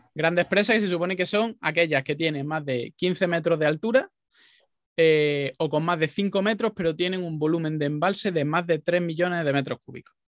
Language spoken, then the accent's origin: Spanish; Jaén, Andalusia, Spain; moved away; also born or lived in Málaga; yo soy de Jaén y he vivido mucho tiempo en Málaga